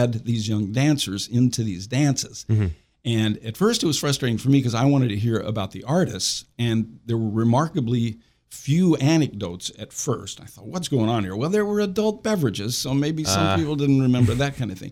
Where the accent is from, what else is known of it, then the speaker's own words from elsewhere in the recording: Central Illinois, United States; moved away; I grew up in Central Illinois